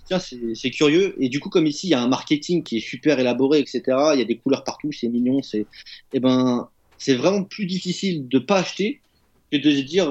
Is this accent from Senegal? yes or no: no; France; moved away; chez moi en France